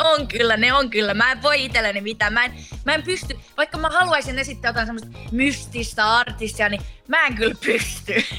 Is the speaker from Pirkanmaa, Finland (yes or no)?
no; Laihia, Ostrobothnia, Finland; also born or lived in Vaasa; laihia, tai mä oon Vaasassa syntynyt ja siellä asunutkin, mutta kyllä mä sanon, että mä oon laihialta, koska mä oon siellä käynyt peruskouluja ja kaikkea